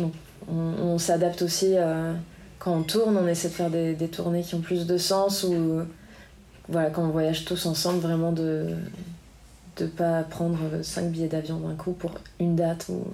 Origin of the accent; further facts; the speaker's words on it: Biarritz, Nouvelle-Aquitaine, France; also born or lived in United States; j'ai grandi ici à Biarritz